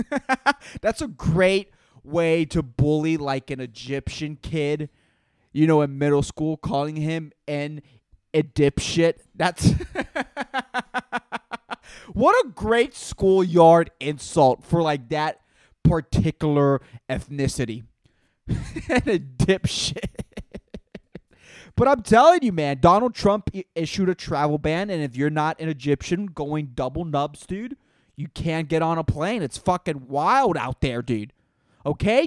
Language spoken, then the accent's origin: English; Puerto Rico; I'm from Puerto Rico